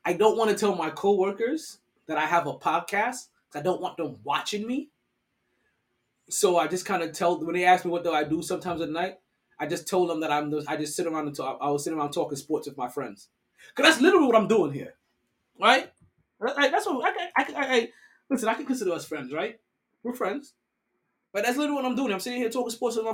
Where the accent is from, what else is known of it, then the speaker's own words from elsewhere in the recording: New York, United States; I'm a New Yorker